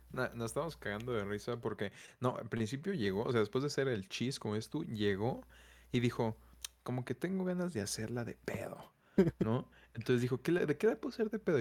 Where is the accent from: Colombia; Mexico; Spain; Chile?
Mexico; crecimos pues entre cultura mexicana